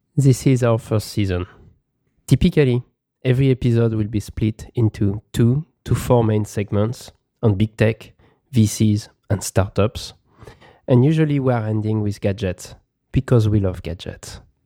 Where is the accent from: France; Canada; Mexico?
France; Paris, Île-de-France; moved away as an adult; also born or lived in Philadelphia / Beijing / Shanghai; now in San Francisco Bay Area, United States; I have lived in Paris, my hometown, Philadelphia